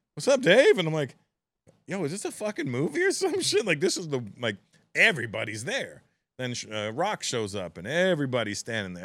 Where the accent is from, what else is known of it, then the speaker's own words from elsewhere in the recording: Toronto, Ontario, Canada; it's my hometown